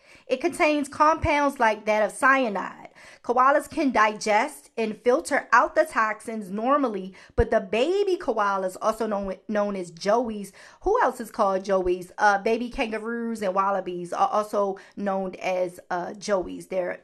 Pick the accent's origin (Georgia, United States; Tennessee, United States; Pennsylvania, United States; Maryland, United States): Maryland, United States; Baltimore; Y'all know I'm from Baltimore, honey. I say certain words differently than, you know, a lot of people in America.